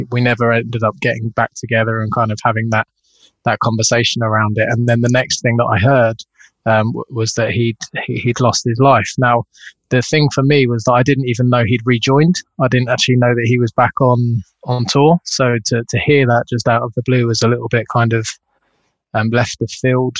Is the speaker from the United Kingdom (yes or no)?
yes; Chiswick, London, United Kingdom; I'm from Chiswick